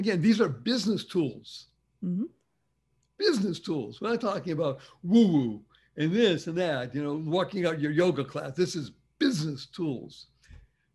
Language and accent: English; Boston, Massachusetts, United States; I grew up in Boston, Massachusetts